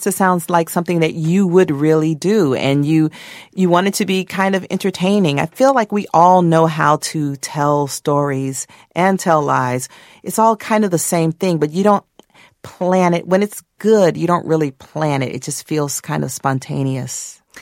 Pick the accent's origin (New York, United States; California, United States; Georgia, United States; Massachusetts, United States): Georgia, United States; Atlanta; my first book about growing up in Atlanta during the Atlanta child murders